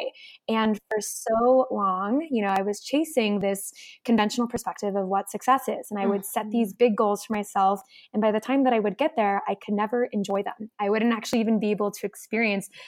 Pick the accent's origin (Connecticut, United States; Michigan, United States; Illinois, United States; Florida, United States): Connecticut, United States; I grew up in Connecticut, oldest of five